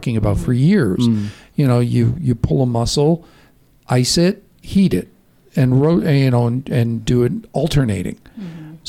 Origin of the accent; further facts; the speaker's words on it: Midwest, United States; growing up in the Midwest